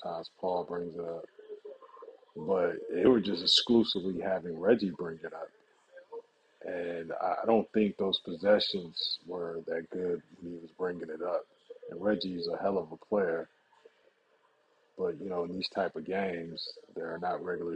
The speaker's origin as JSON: {"language": "English", "region": "Michigan", "country": "United States", "said": "I'm from the Midwest. I'm from Michigan"}